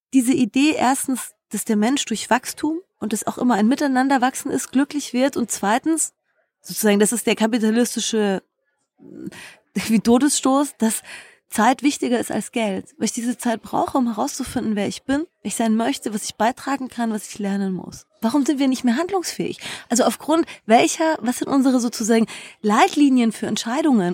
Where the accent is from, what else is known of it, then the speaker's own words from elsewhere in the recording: Germany; bei uns in Deutschland